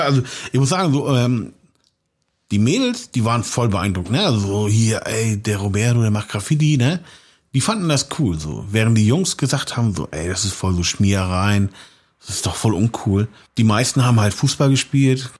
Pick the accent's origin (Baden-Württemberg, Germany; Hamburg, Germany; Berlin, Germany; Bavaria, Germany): Hamburg, Germany; accent: leichter Hamburger Touch; also born or lived in Austria; diesen Slang, den ich jetzt habe, so. Mhm. Diesen leichten Hamburger Touch